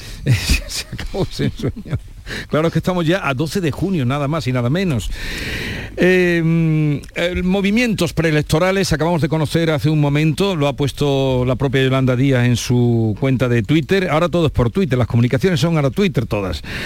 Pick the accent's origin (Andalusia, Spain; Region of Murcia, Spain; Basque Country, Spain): Andalusia, Spain; Los Pedroches; mi tierra, los Pedroches